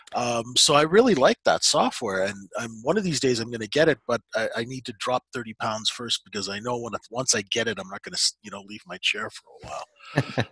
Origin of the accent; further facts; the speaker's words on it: Canada; we're Canadian